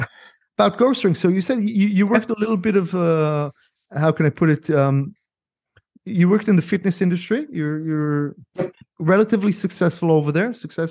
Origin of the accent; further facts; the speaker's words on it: San Diego, California, United States; So I grew up, so as a kid, I grew up in San Diego for quite a few years.